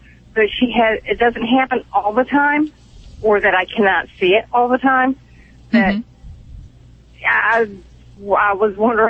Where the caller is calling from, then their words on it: Raleigh, North Carolina, United States; Raleigh, North Carolina.